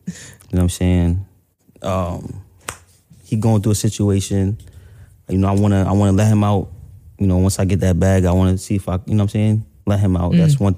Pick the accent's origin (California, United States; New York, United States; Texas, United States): New York, United States; New York City; also born or lived in Brooklyn; I'm from Queens